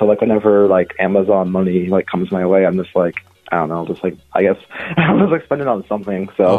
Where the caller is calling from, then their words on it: Tempe, Arizona, United States; I'm calling from Tempe, Arizona.